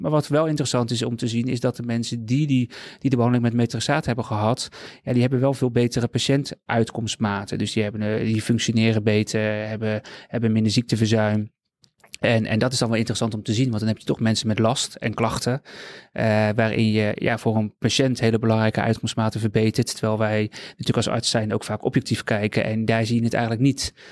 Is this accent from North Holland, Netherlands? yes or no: no; Rotterdam, South Holland, Netherlands; ik woon al heel mijn leven in Rotterdam.